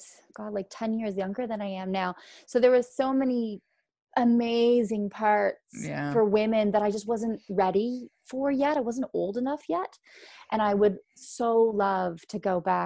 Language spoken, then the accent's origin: English; just outside Toronto, Ontario, Canada; I grew up just outside the city.